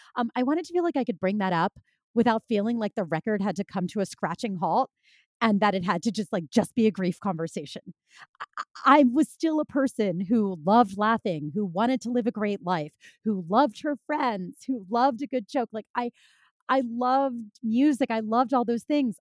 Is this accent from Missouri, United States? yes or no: no; Philadelphia, Pennsylvania, United States; moved away as an adult; now in New York City, United States; they continued on to Philadelphia, which is, that's my hometown